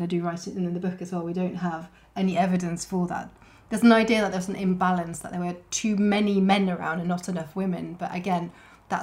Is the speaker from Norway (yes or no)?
yes; Norway; now in Wiltshire, United Kingdom; I grew up in Norway